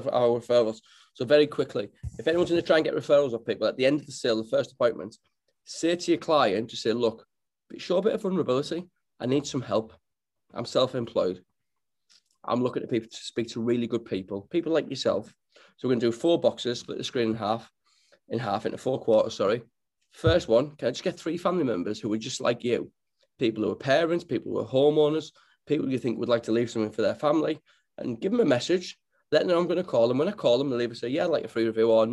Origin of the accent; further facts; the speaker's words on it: Middlesbrough, North East England, United Kingdom; You cut me open, I'll bleed Middlesbrough red.